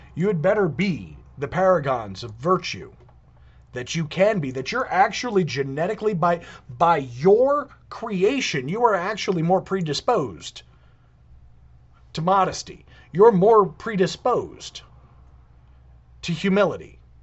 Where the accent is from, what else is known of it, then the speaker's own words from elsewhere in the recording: United States; I was born in the United States of America